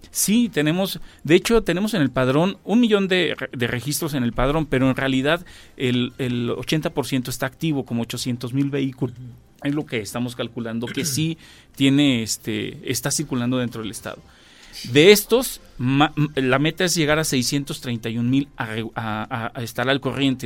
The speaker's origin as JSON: {"language": "Spanish", "region": "Querétaro", "country": "Mexico", "said": "la esencia que somos los queretanos, ¿no? De, del arraigo que tenemos de nuestro, pues ahora sí que de nuestro origen y de aquí, de nuestro estado"}